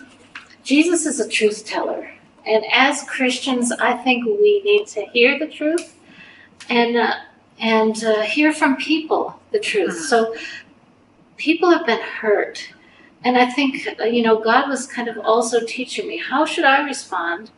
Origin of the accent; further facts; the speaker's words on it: Canada; as a Canadian